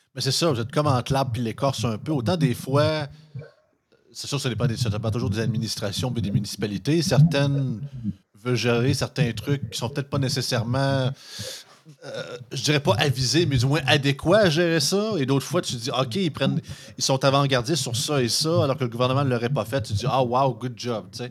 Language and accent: French; Montmagny, Quebec, Canada; je viens de Montmagny. Montmagny, c'est 12 000 habitants.